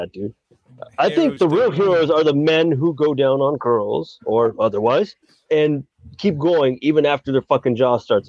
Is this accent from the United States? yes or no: yes; United States; I'm American.